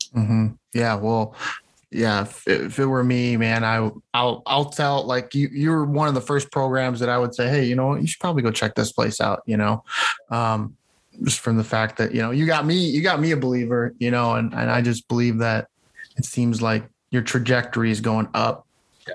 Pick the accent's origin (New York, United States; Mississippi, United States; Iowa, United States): Iowa, United States; near Cedar Rapids; near my hometown, so up in Cedar Rapids